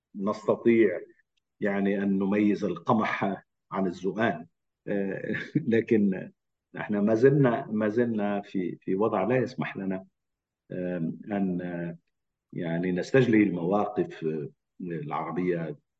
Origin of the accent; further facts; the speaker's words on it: Lebanon; انا لبناني ومقيم لبنان